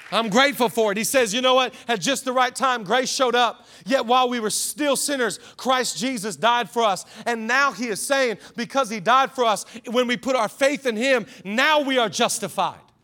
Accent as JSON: {"language": "English", "town": "Seattle", "region": "Washington", "country": "United States", "moved": "yes", "lives_now": "Los Angeles, United States", "said": "I'm from Seattle"}